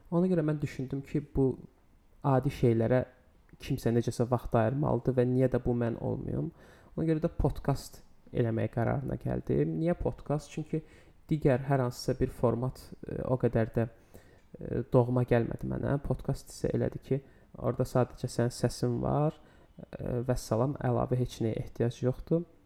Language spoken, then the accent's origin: Azerbaijani; Baku, Azerbaijan; 26 yaşım var. Bakıda yaşayıram. Bakıda da doğulmuşam.